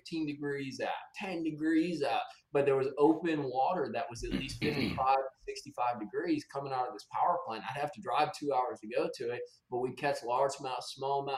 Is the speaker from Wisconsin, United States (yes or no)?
yes; Wisconsin, United States; moved away; So I grew up in Wisconsin.